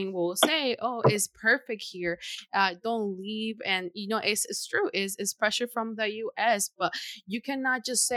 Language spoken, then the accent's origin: English; Honduras; now in United States; living over there and then migrating here